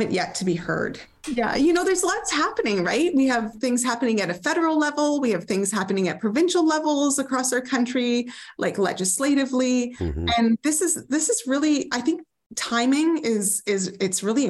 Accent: Northern British Columbia, Canada; also born or lived in New Westminster; I grew up in Northern BC

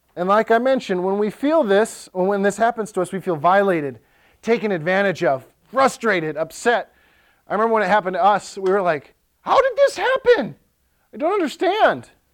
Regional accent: Ellsworth, United States; So there's one high school in Ellsworth, my hometown

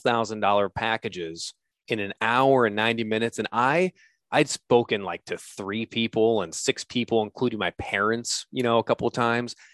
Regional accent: United States; I'm an American who's dead broke

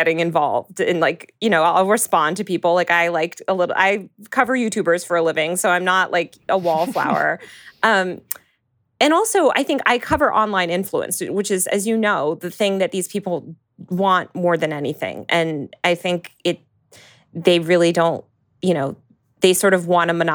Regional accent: Northeast, United States; I grew up in the Northeast

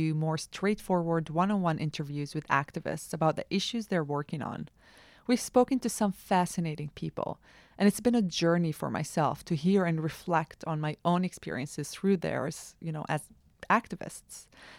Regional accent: Northern District, Israel; accent: Palestinian; also born or lived in Norway; Now, I'm not old. I'm 32. But I grew up here in Israel knowing nothing

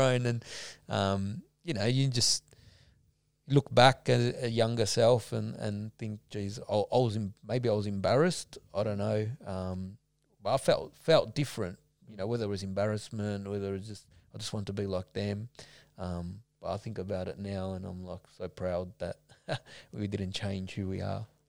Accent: Preston, Victoria, Australia; I, I, grew up mainly in Preston. I was I was born in Preston

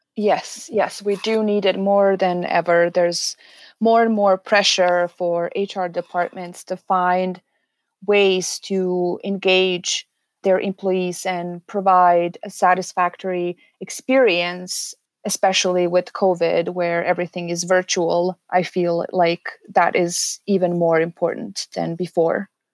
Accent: Serbia; moved away as an adult; also born or lived in Canada; now in Edmonton, Canada; I am originally from Serbia, small European country. I moved to Canada in twenty fourteen after completing my bachelor's degree in social work

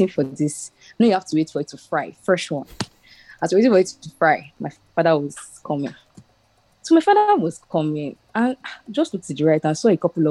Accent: Lagos, Nigeria; we grew up in Surulere in Agoda

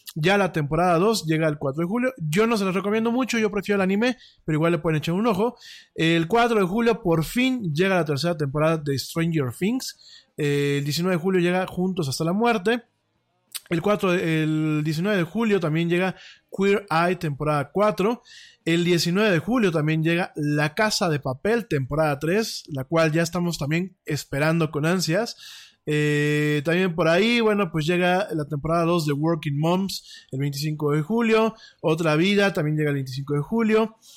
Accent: Mexico; como mexicano

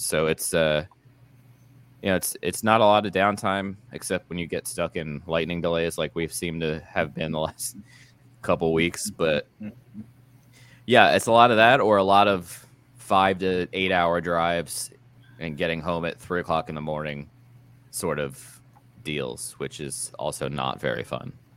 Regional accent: Philadelphia, Pennsylvania, United States; moved away as an adult; I grew up in Philly until you know this year

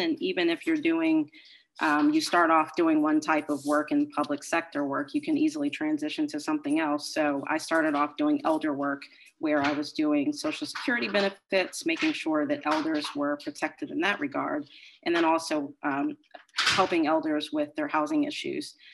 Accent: Maryland, United States; moved away as an adult; now in Boston, United States; I'm originally from Maryland.

